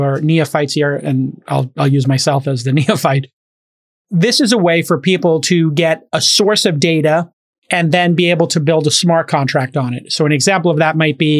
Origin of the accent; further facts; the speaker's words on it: Brooklyn, New York, United States; My hometown, Brooklyn